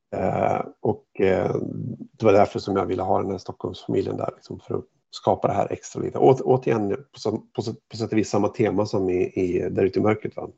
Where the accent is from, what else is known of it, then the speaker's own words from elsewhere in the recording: Hofors, Gävleborg County, Sweden; moved away; jag var hemma i Hofors och besökte mina föräldrar